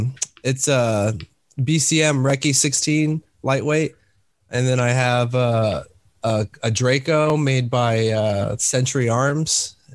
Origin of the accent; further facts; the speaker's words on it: Texas, United States; born there; I was born in Texas and then I was raised all over the place because my dad moved around a lot.